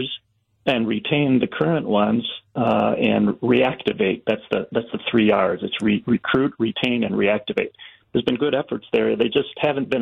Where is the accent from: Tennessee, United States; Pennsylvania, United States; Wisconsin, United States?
Wisconsin, United States; Racine County; I grew up in Racine County, and it was just natural for everybody to hunt where I grew up